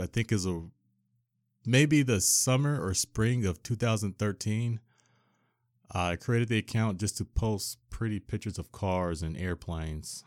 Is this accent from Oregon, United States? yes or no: yes; Portland, Oregon, United States; Born and raised in Portland, Oregon